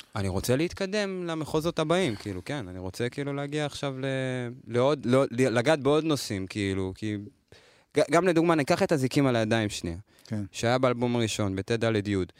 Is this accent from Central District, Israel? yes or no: yes; Lod, Central District, Israel; born or raised there